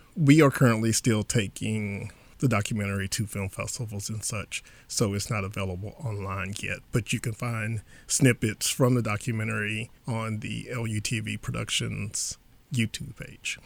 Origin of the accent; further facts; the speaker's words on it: Beaumont area, Texas, United States; growing up in this area, growing up in Texas, we all had Texas history